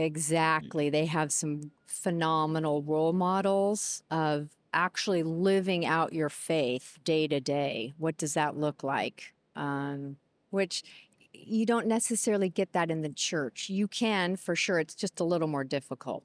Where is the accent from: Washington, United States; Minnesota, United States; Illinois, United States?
Washington, United States; Seattle; I'm, I'm born and raised in Seattle with some, um, detours other places